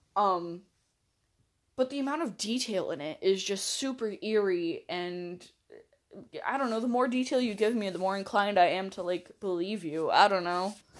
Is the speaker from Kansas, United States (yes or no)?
no; Washington, United States; I'm from Washington